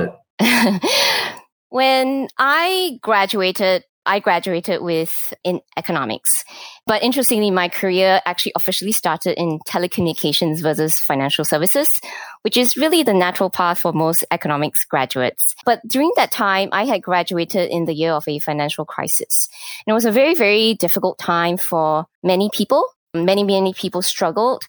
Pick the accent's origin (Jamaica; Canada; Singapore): Singapore; moved away as an adult; also born or lived in Japan / Hong Kong / Malaysia / United States; I, was born and raised in Singapore